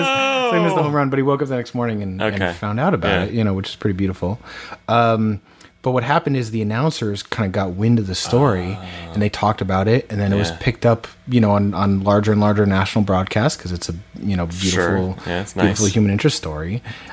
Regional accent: Norwalk, Connecticut, United States; So Mo Vaughn was born in my hometown. Really? In Norwalk, Connecticut.

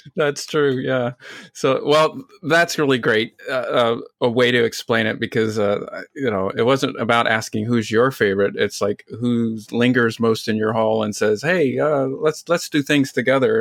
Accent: Utah, United States; I grew up in Utah

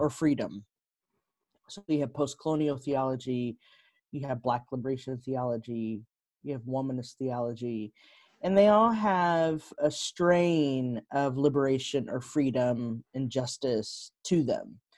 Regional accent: Texas, United States; moved away as an adult; also born or lived in Chicago; I grew up in Texas

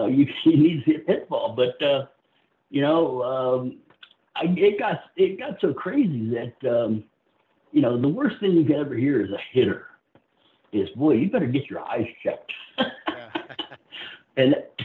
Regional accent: South Florida, United States; I grew up in South Florida

